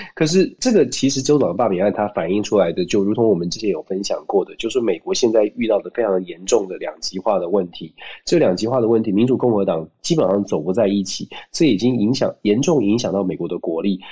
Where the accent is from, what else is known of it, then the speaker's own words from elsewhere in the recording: Taiwan; 我们台湾人民